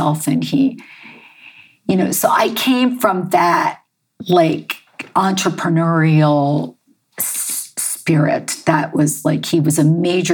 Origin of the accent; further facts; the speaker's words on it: Baltimore, Maryland, United States; I grew up, I was born in Baltimore, Maryland.